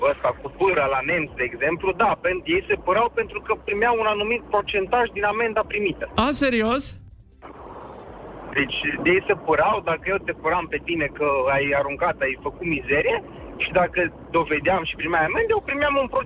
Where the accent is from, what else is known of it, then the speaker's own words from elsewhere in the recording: Arad, Arad County, Romania; vă sunt din Arad.